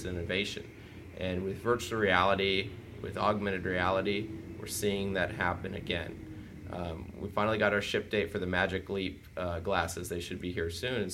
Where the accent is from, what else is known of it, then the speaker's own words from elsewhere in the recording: Austin, Texas, United States; I grew up in Austin